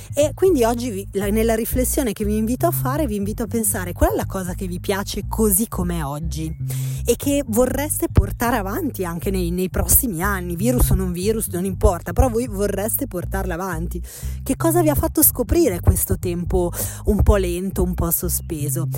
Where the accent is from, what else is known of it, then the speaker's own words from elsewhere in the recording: Milan, Lombardy, Italy; la mia vita da milanese classica